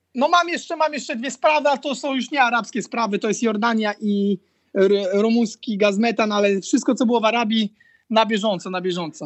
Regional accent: Poland; also born or lived in Croatia; dla nas Polaków

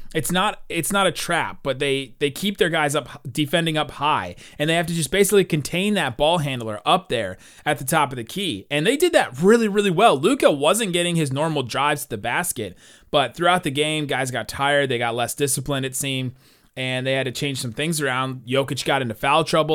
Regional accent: Cincinnati, Ohio, United States; I'm from Cincinnati

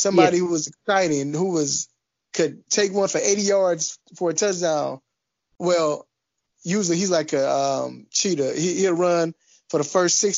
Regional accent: Chicago, Illinois, United States; now in Atlanta, United States; I'm from Chicago.

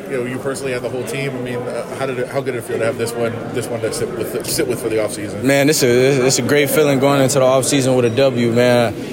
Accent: West Coast, United States; I'm, I'm, I'm from the West Coast, so it's you know going out to the East Coast at first it was it was different coming out here.

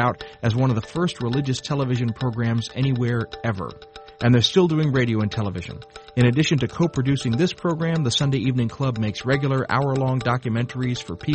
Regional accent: the South, United States; I grew up in the South

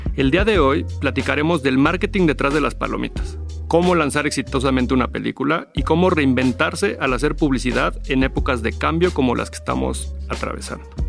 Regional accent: Mexico; como mexicanos

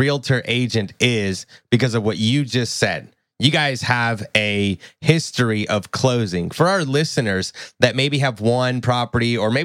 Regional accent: Tennessee, United States; I'm from Tennessee

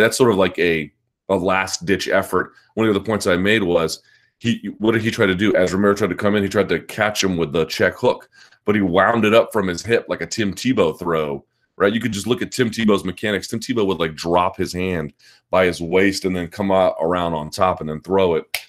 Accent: United States; as an American

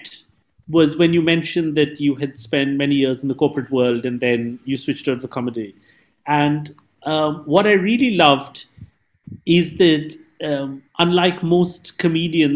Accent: Mumbai, Maharashtra, India; English is a second language; moved away; I'm from Mumbai

